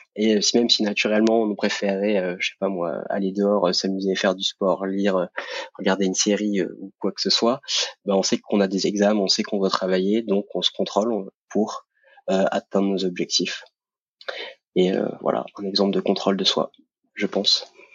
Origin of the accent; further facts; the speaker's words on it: Montpellier, Occitania, France; j'habite actuellement à côté de Montpellier. je suis né là-bas, donc je suis un sudiste et fier de l'être